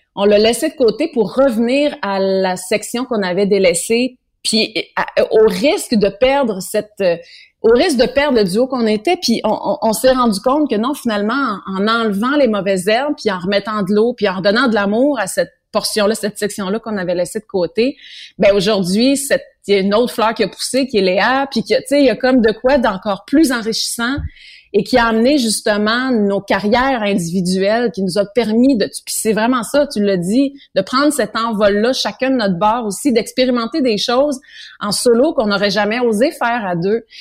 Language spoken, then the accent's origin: French; Granby, Quebec, Canada; chez nous, à Granby